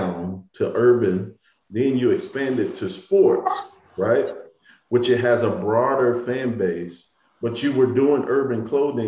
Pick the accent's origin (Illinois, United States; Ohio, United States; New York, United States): Illinois, United States; Chicago; I'm from Chi